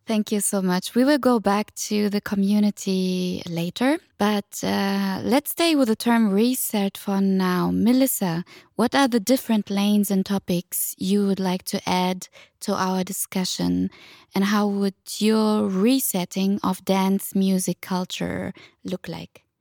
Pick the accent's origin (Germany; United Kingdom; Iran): Germany; I'm a first generation Tunisian migrant, working class child, born and raised in Germany.